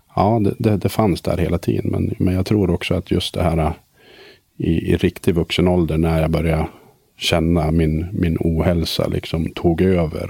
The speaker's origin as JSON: {"language": "Swedish", "town": "Söderhamn", "region": "Gävleborg County", "country": "Sweden", "tie": "born or raised there", "also_born_or_lived": "Sundsvall", "said": "Jag växte upp i Söderhamn en eh, liten stad"}